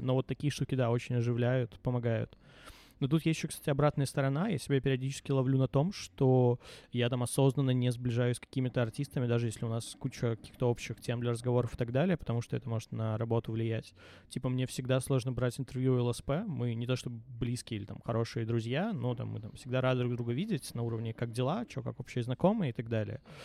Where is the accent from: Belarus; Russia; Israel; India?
Belarus; Minsk; Мне 18 лет, я минчанин, э, живу с родителями